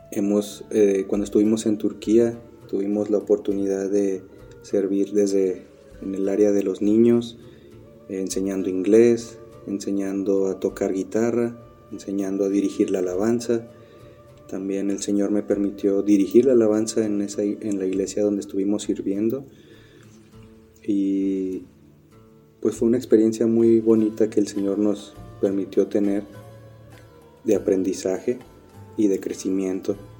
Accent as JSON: {"language": "Spanish", "country": "Mexico", "also_born_or_lived": "Turkey", "moved": "as an adult", "said": "somos mexicanos"}